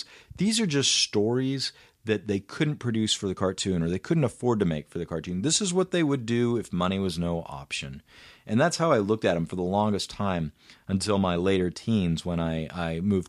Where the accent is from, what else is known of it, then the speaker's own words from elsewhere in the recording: Kansas, United States; I grew up in the Bible Belt in the center of Kansas